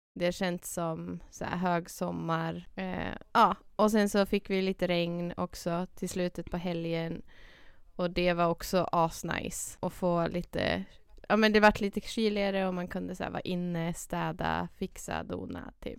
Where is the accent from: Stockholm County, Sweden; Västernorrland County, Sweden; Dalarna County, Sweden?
Dalarna County, Sweden; moved away; Dalarna, mm. till den stan där jag är ifrån